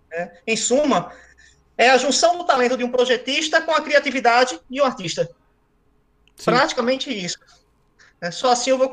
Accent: Recife, Pernambuco, Brazil; moved away as an adult; now in São Paulo, Brazil; Sou recifense, raiz.

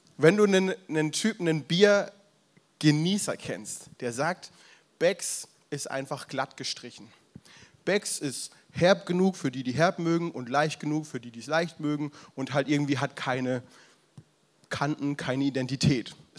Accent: the South, parents from Franconia, Southern Germany, Germany; now in Berlin area, Germany; Ich komme ja ursprünglich aus dem Süden, meine Eltern aus dem Frankenland

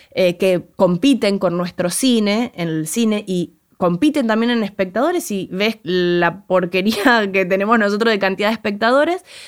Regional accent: Arrecifes, Buenos Aires Province, Argentina

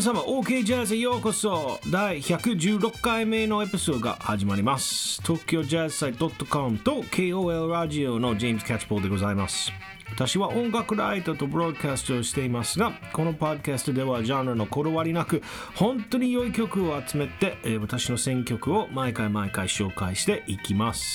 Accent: United States; moved away as an adult; Now, as an American myself, but living abroad for many years

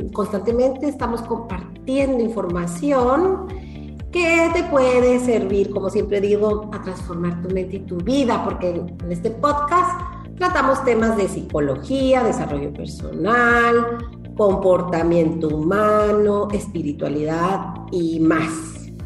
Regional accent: Chihuahua, Mexico; moved away as an adult; also born or lived in Málaga, Spain; now in Chile; en la ciudad de Chihuahua, de donde yo soy originaria

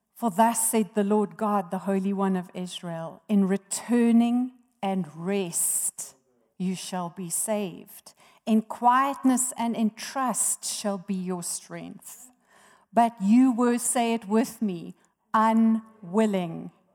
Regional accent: Johannesburg, Gauteng, South Africa; moved away as an adult; also born or lived in Durban; I was born in Johannesburg and raised here

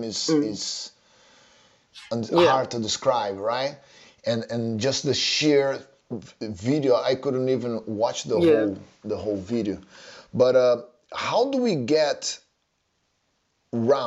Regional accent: Rio de Janeiro, Brazil; moved away; when I was growing up in Rio

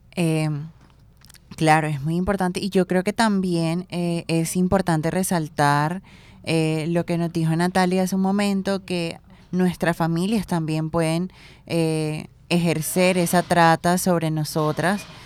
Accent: Plato, Magdalena, Colombia; yo que soy de Plata Magdalena

